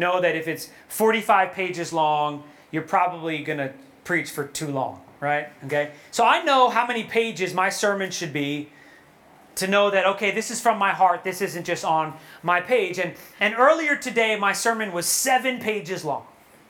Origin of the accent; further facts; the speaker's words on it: New York, United States; Yo, well, I'm from New York, so I curse.